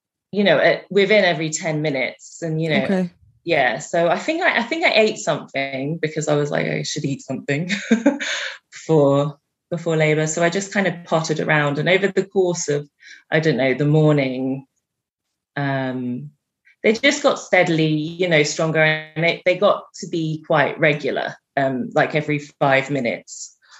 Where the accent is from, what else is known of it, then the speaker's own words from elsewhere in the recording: England, United Kingdom; moved away; I'm from England